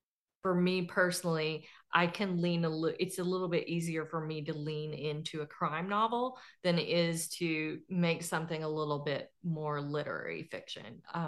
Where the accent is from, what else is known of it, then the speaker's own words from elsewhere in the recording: Fort Smith, Arkansas, United States; I base all of my settings on where I grew up in around Fort Smith, Arkansas. And it's in the Arkansas River Valley. So it's like I grew up in a river valley that always floods and it's part of Tornado Valley.